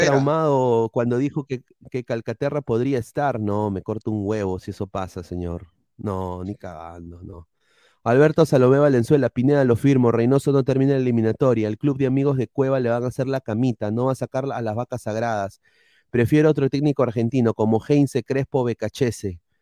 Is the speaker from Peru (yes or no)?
yes; Peru; todos como peruanos